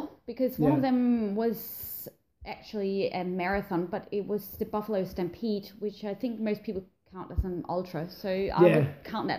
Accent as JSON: {"language": "English", "country": "Denmark", "moved": "as an adult", "lives_now": "Australia", "said": "I'm originally from Denmark, and yep. I've actually just had my 11th anniversary down here a couple of weeks ago."}